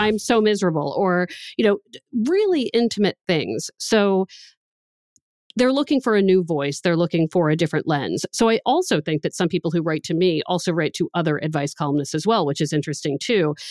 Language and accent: English; United States; now in Boston, United States; I was from the D C, Baltimore area